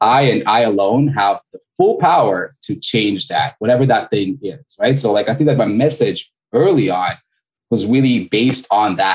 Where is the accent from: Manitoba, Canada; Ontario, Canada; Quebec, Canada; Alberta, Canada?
Quebec, Canada; Montreal; moved away as an adult; now in Florida, United States; I'm originally Canadian. I'm from Montreal. Originally, I've been doing back and forth for a little while, but based in Florida right now.